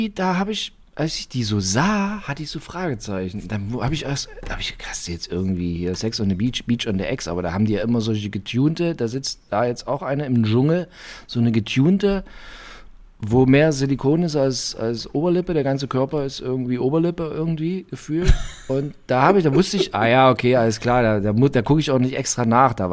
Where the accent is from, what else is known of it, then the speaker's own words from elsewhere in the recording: East Germany, Germany; also bei uns in der DDR ist sie Anja.